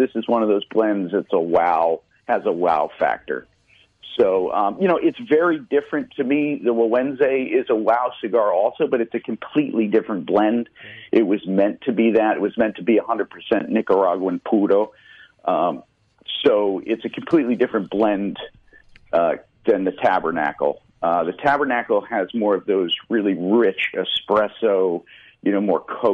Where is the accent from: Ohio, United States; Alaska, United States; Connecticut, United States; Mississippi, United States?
Connecticut, United States; I'm from Connecticut, so I've been very active in the Connecticut Valley since 2004-05